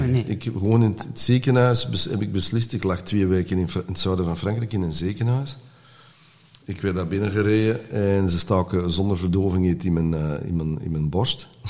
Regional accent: Antwerp, Flanders, Belgium; first language Dutch; wij eh, waren van Hollands gezin in Antwerpen

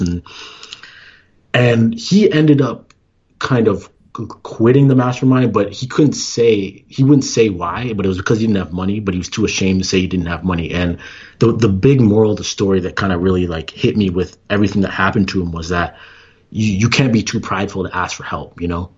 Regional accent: Toronto, Ontario, Canada; moved away as an adult; also born or lived in Iowa / Kansas City, Missouri / Arizona; now in Ann Arbor, United States; I'm actually originally from Toronto, Ontario

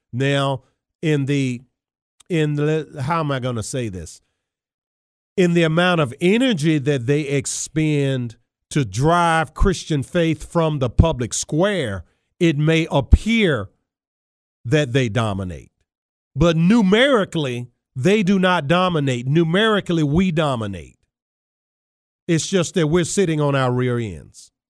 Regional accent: Charles City County, Virginia, United States; I grew up playing football in Charles City County, Virginia

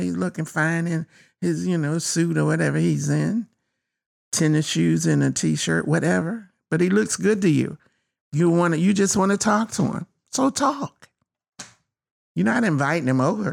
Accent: North Carolina, United States; I was born in North Carolina, one of the most racist places you could have been at that time.

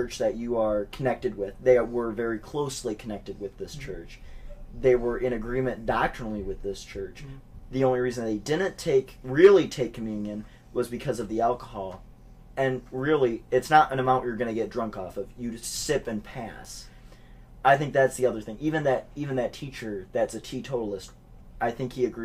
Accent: United States; as American Baptists

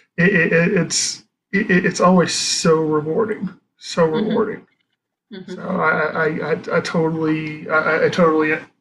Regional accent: the South, United States; moved away; also born or lived in Arizona; I grew up in the South

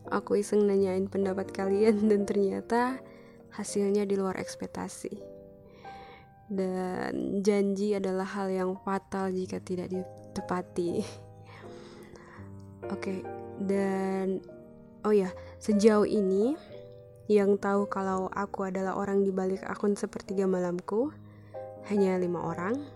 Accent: Luwuk, Central Sulawesi, Indonesia; Aku berasal dari Sulawesi Tengah Tapi bukan di ibu kota Palu Aku dari kota kecil di Kabupaten Banggai Nama kotanya Luwuk

